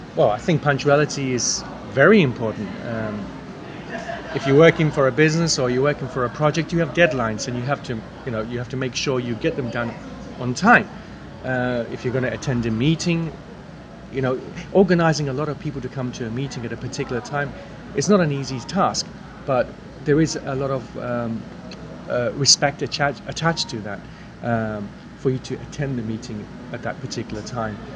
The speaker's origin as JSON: {"language": "English", "town": "King's Lynn", "region": "East of England", "country": "United Kingdom", "said": "I come from England, a place called King's Lynn"}